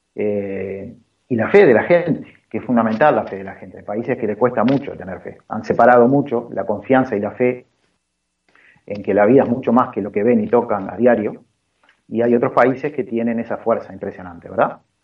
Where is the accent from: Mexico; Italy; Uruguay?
Uruguay; yo soy uruguayo, nací acá en Uruguay